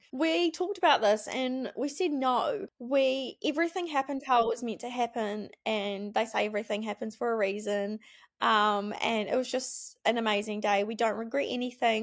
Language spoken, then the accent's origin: English; Wanaka, Otago, New Zealand; we grew up in Wanaka, um, went to Wanaka Primary School